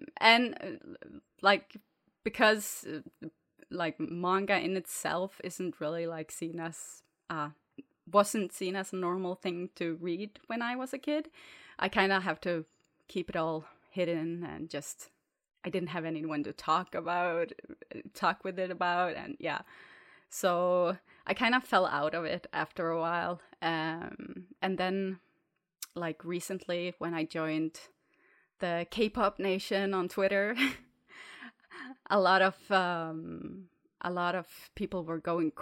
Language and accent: English; Norway; I'm from Norway